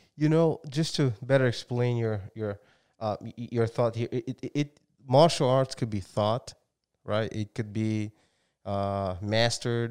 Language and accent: English; Brazil; moved away; I'm from Brazil. And, um, yeah, I've been here for a long time